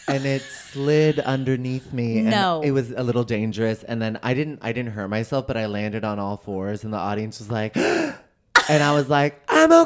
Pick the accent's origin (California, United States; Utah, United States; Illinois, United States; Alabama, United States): California, United States; San Francisco; moved away as an adult; now in New York, United States; I'm from San Francisco originally.